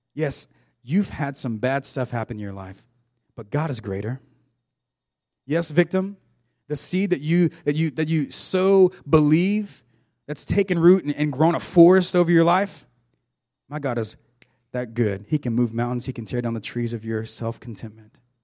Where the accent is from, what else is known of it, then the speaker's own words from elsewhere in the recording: South Georgia, United States; I grew up in South Georgia on a farm.